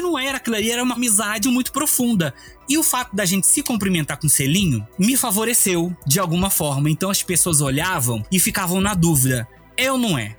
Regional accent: Rio de Janeiro, Brazil; moved away as an adult; now in Brasília, Brazil; eu sou do Rio de Janeiro, zona oeste do Rio de Janeiro, do bairro de Campo Grande. Eu estudei numa escola, assim, desde criança até a oitava série na mesma escola.

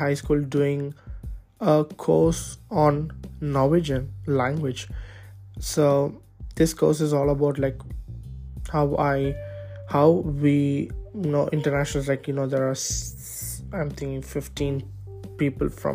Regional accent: India; moved away as an adult; now in Birkeland, Norway; I can't let go of my home country, which is India.

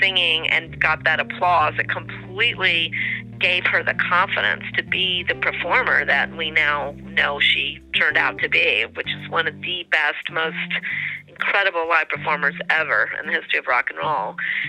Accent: North Carolina, United States; moved away; also born or lived in New York; I grew up in North Carolina

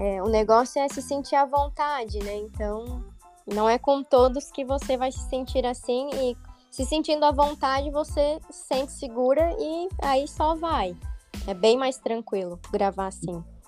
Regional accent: Rio do Sul, Santa Catarina, Brazil; moved away as an adult; now in Balneário Camboriú, Brazil; sou natural de Rio do Sul, interior aqui de Santa Catarina

